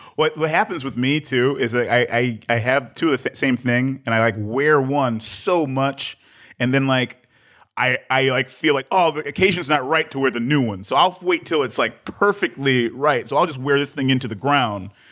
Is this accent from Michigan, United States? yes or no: yes; Detroit, Michigan, United States; also born or lived in Accra, Ghana; I was born in Detroit, but, uh, my mom's from Ghana